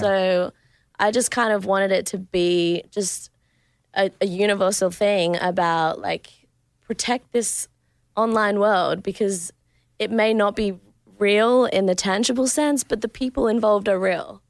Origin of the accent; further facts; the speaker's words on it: Adelaide, South Australia, Australia; moved away; So my hometown is in Adelaide.